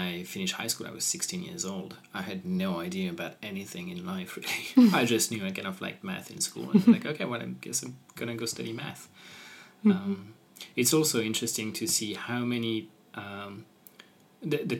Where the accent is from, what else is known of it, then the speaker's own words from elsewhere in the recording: Lyon, Auvergne-Rhône-Alpes, France; moved away; also born or lived in Copenhagen; I grew up in Lyon